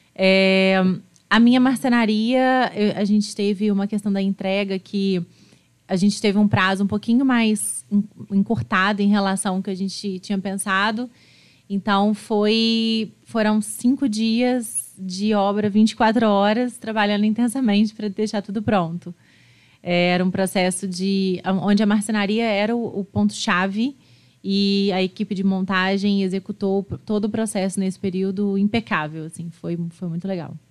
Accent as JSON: {"language": "Portuguese", "town": "Juiz de Fora", "region": "Minas Gerais", "country": "Brazil", "tie": "born or raised there", "said": "Nasci em Juiz de Fora."}